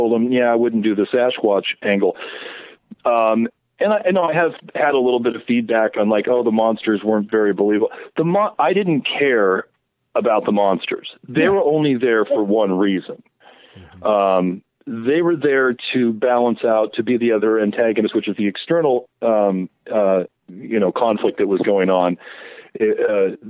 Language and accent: English; Oregon, United States; I grew up in Oregon.